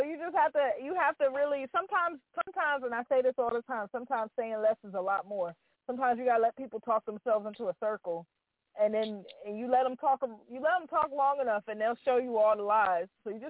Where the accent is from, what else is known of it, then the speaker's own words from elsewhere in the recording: New Jersey, United States; So out of New Jersey, I'm from New Jersey.